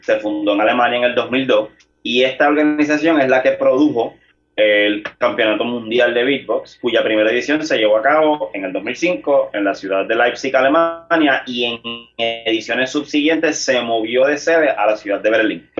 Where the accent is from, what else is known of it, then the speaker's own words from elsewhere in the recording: San Juan, Puerto Rico; yo tengo 28 años y soy natural del pueblo de San Juan.